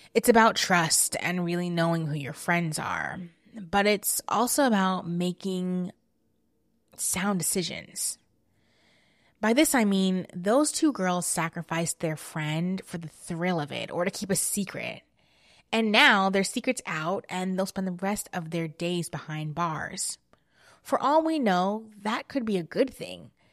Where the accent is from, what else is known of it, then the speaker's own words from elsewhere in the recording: New Jersey, United States; I grew up in New Jersey